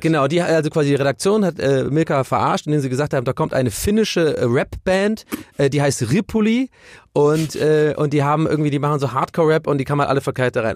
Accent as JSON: {"language": "German", "country": "Germany", "tie": "born or raised there", "also_born_or_lived": "Ireland", "said": "Ich bin erst mit äh, sieben oder acht nach Deutschland äh, eingewandert"}